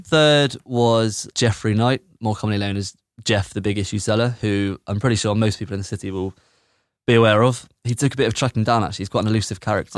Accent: Bristol, South West England, United Kingdom; I'm from Bedminster

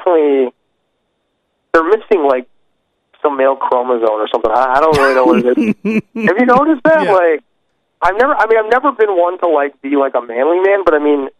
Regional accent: Chicago, Illinois, United States; I'm from the South Side.

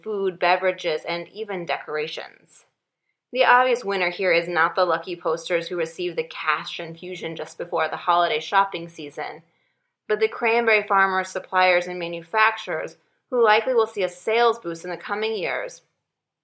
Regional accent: Midwest, United States; Growing up in the Midwest in the 1980s

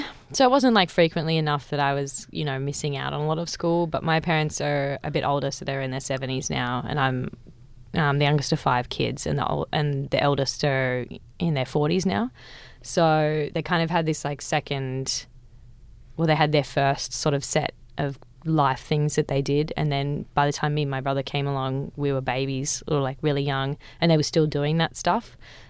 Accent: Central Coast, New South Wales, Australia; I grew up on the Central Coast

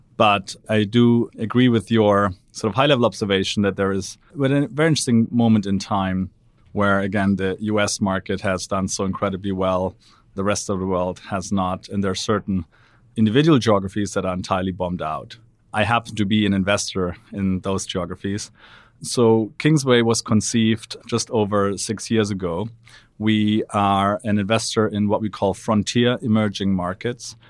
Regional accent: Black Forest, Baden-Württemberg, Germany; moved away; I'm from Black Forest, Germany, which is a lovely but rather provincial part of the world. Grew up there

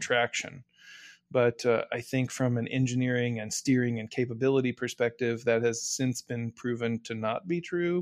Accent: United States; as an American

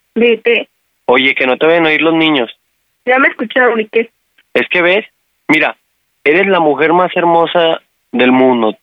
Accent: Aguascalientes, Mexico; somos de Aguascalientes

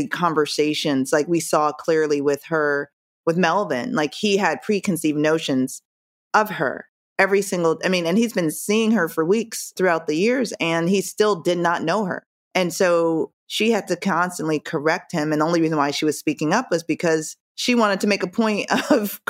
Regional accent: Jamaica; moved away; I'm from Jamaica, so my cultural upbringing was completely different

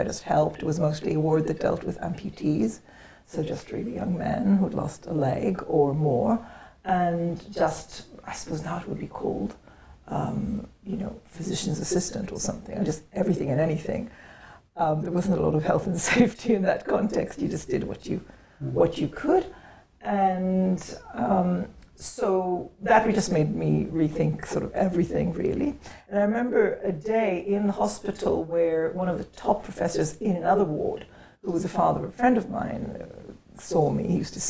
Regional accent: Jerusalem, Jerusalem District, Israel; Yeah, I grew up in Israel, and from the age of 12 I was in Jerusalem.

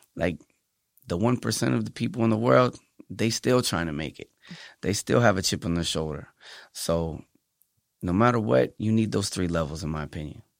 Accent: Pennsylvania, United States; now in San Antonio, United States; Well, I am from Pennsylvania. I'm from the East Coast

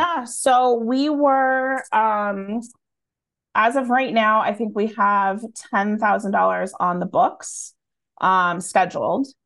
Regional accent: Erie, Pennsylvania, United States; moved away; also born or lived in Boston; we live right on the lake

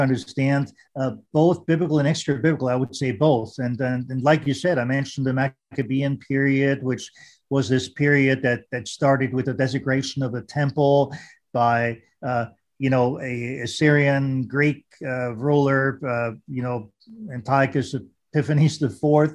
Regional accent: Vienna, Austria; English is a second language; now in United States; growing up in Austria and Vienna and, you know, uh, speaking German

